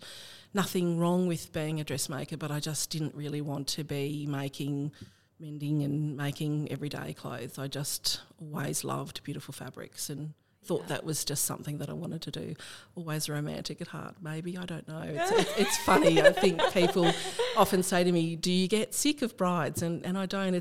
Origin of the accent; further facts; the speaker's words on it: Riverina, New South Wales, Australia; moved away as an adult; also born or lived in Canberra; I was brought up in the Riverina at a place called Area Park